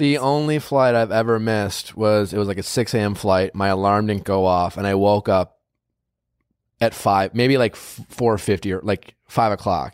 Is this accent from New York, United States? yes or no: no; Wisconsin, United States; I grew up in Wisconsin